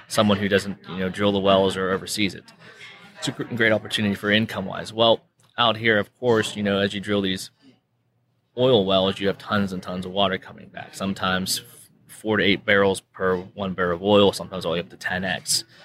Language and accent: English; Western Pennsylvania, United States; moved away as an adult; now in Permian Basin, United States; originally from Western Pennsylvania. So I'm not a local here, I'm a transplant